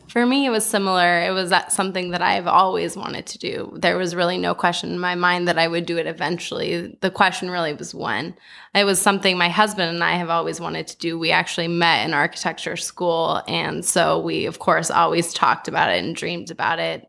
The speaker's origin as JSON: {"language": "English", "town": "Los Angeles", "region": "California", "country": "United States", "tie": "born or raised there", "also_born_or_lived": "New York", "said": "live somewhere outside of Los Angeles, having been born and bred here"}